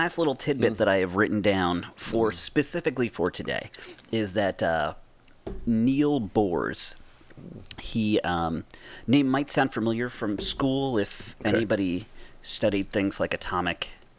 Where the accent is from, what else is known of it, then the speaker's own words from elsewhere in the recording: Massachusetts, United States; I'm telling you, I'm from Massachusetts.